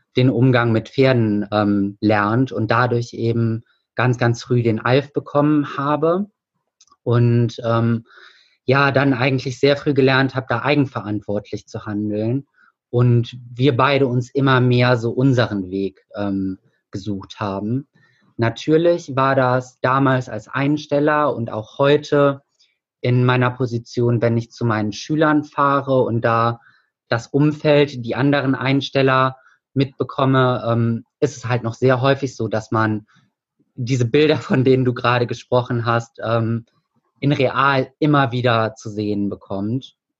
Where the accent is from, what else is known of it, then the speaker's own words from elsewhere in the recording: Hilden, North Rhine-Westphalia, Germany; bei uns in Hilden